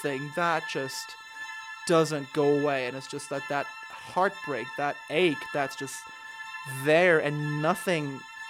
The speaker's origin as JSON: {"language": "English", "country": "Turkey", "moved": "as an adult"}